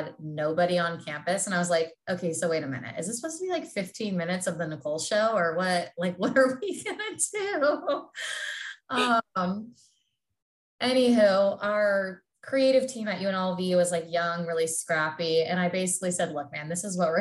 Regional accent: Southern California, United States; moved away as an adult; now in Iowa, United States; I'm born and raised in Southern California.

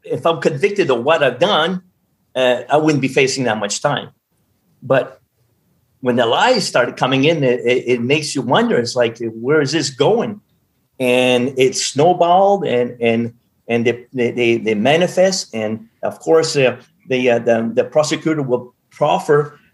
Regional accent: Madawaska, Maine, United States; my hometown of 5,000 people up in Madawaska

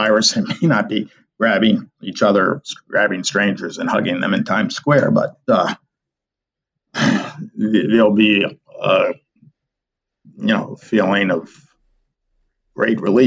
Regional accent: Providence, Rhode Island, United States; moved away; I'm originally from Providence

